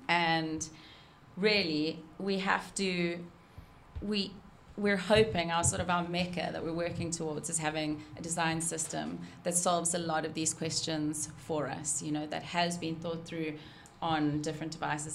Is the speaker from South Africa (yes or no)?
yes; South Africa; moved away; I'm South African